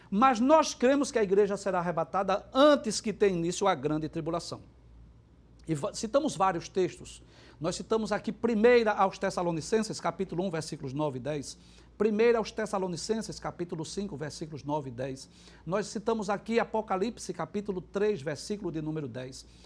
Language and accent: Portuguese; Recife, Pernambuco, Brazil; Eu, por exemplo, sou recifense e, moro aqui e na, e na, região metropolitana há 50 anos já.